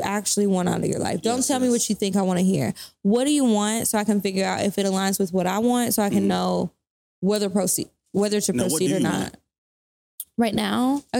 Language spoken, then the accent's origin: English; Natchitoches, Louisiana, United States; moved away; I'm from Natchitoches, Louisiana. This is a small town